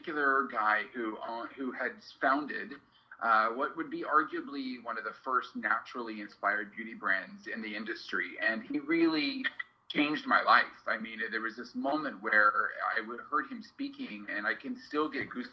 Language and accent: English; Kansas, United States; I grew up on a farm in Kansas.